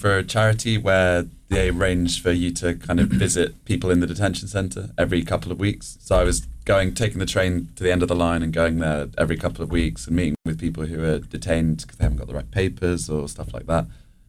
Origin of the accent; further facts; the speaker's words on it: London, United Kingdom; Well, I'm from London. We both are.